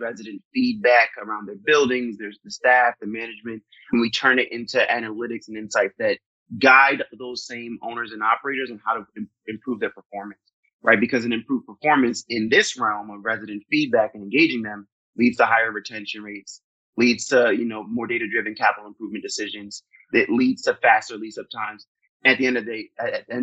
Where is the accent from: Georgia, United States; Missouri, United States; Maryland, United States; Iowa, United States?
Maryland, United States; I grew up mostly in Maryland